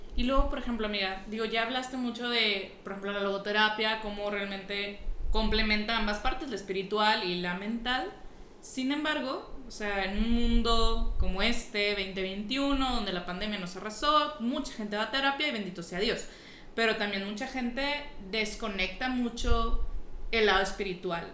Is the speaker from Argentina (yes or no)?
no; Nuevo León, Mexico; soy Nuevo Leonesa